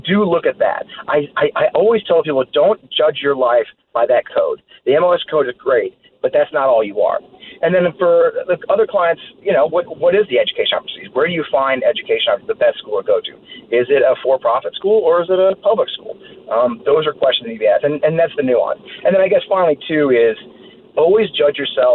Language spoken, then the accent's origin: English; Kirkwood, Missouri, United States; moved away; I'm from Kirkwood, Missouri